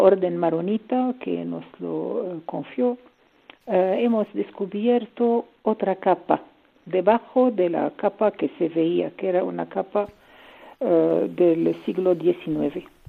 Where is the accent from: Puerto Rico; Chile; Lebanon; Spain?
Lebanon; Spanish is a second language; moved away; also born or lived in Syria; Mi madre es libanesa y yo nací en Líbano y tengo la nacionalidad libanesa.